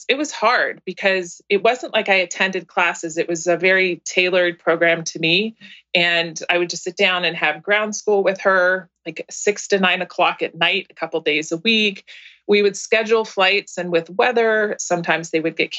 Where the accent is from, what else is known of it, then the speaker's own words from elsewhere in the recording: East Bay, Northern California, United States; also born or lived in San Francisco / San Carlos, California; I was born in San Francisco, grew up in the East Bay in Northern California